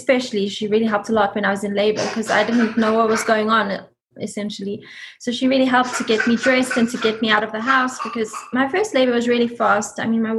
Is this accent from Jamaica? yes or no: no; South Africa; now in United States; We came from South Africa, so everything was new to us here.